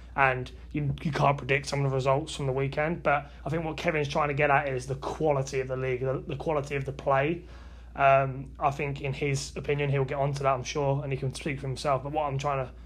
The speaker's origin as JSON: {"language": "English", "country": "United Kingdom", "said": "I'm British"}